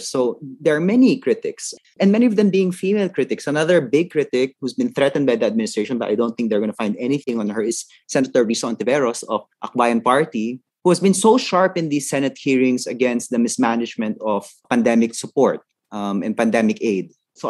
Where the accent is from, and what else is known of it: Philippines